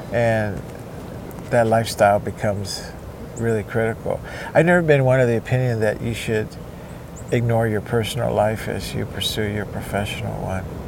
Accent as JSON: {"language": "English", "country": "Cuba", "tie": "born or raised there", "moved": "yes", "lives_now": "United States", "said": "I was born and raised in Cuba"}